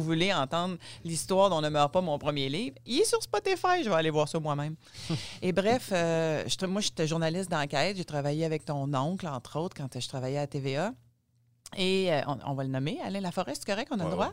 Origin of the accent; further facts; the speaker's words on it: Gaspésie, Quebec, Canada; je suis née en Gaspésie, mon père était médecin en Gaspésie